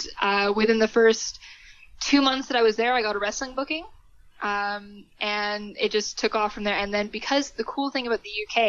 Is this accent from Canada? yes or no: yes; Canada; also born or lived in United Kingdom; I said, well, I'm from Canada.